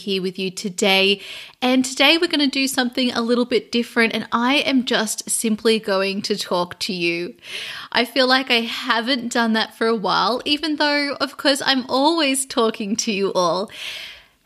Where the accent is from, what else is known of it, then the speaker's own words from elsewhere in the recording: Sydney, New South Wales, Australia; moved away as an adult; now in London, United Kingdom; I am Australian, and I started out over in Sydney, Australia, and then I moved in 2015 over to London.